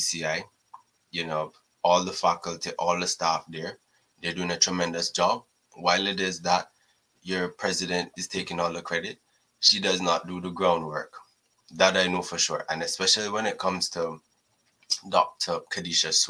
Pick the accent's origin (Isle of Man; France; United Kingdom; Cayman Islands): Cayman Islands; I'm from Cayman